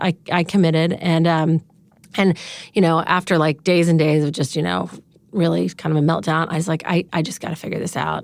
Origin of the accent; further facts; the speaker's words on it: Dallas, Texas, United States; moved away as an adult; also born or lived in California; I grew up in Dallas, Texas